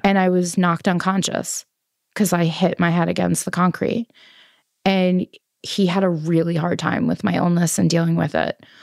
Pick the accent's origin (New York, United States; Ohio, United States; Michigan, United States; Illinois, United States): New York, United States; New York City; I'm from Queens and I'm Colombian